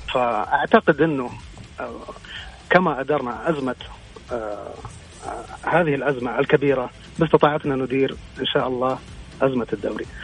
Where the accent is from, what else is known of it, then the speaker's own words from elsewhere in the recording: Jeddah, Makkah Province, Saudi Arabia; moved away as an adult; أنا من جدة أصلاً، ولكن انتقلت العملي من سبع سنوات